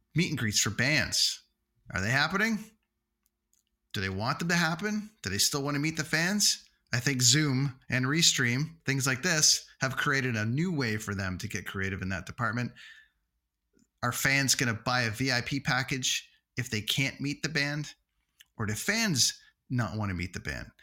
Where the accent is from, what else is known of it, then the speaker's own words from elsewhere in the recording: Toronto, Ontario, Canada; in Toronto for two nights during the Toronto Film Festival in my hometown